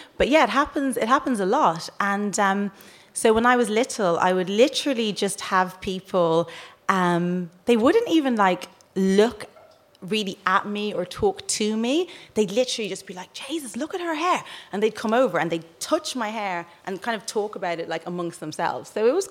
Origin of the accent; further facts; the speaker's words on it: Dublin, Leinster, Ireland; moved away as an adult; I grew up in Rialto, yeah.